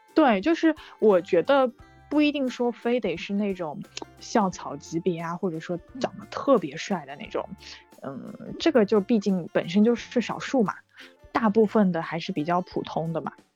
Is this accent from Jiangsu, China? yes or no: no; Shanghai, China; also born or lived in United Kingdom; 我是来自上海的，九三年的。本科的时候是在上外